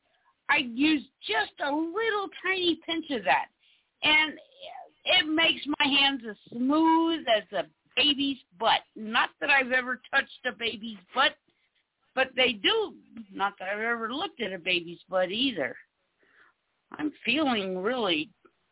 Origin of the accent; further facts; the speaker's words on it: South Carolina, United States; now in California, United States; I was raised in South Carolina